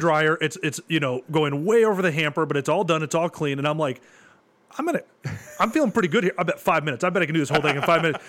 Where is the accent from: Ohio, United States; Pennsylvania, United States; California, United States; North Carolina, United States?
Ohio, United States; Bowling Green; I grew up in Bowling Green